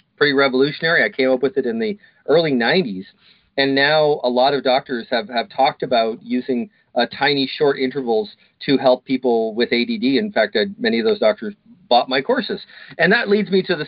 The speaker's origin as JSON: {"language": "English", "town": "Kitchener", "region": "Ontario", "country": "Canada", "tie": "born or raised there", "said": "I was born in Kitchener, Waterloo, Ontario, Canada"}